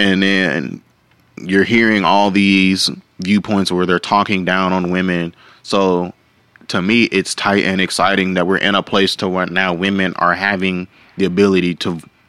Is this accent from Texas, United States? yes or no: yes; Fort Worth, Texas, United States; I'm from Fort Worth